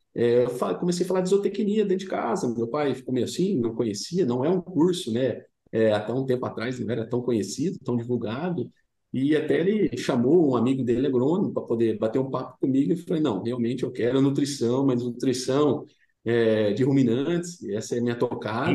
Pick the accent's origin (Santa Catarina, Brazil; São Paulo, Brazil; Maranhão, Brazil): São Paulo, Brazil; Dourado; eu sou do interior do estado de São Paulo, né? Uma cidade pequena chamada Dourado, vizinho de Brotas